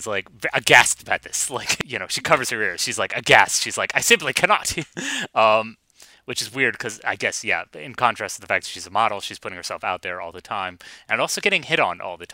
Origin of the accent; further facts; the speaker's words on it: United States; I'm an American